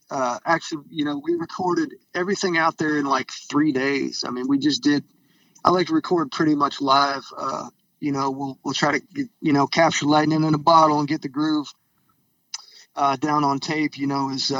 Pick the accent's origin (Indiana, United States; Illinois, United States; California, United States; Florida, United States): Florida, United States; Gainesville; also born or lived in Alabama; I am from Gainesville, Florida, which is sort of a, you know, rock royalty kind of town. We got nine Hall of Fame members from here in one little town, you know, North Florida, right below Georgia, really like where the university is.